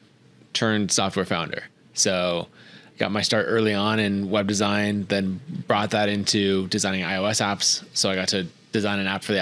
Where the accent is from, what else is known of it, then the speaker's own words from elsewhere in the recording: Idaho, United States; So I grew up in Idaho